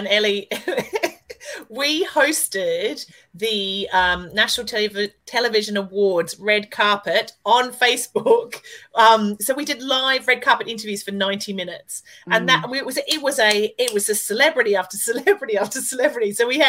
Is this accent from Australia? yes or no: yes; Australia; I get a lot of away with a lot of stuff for being Australian and quite naive.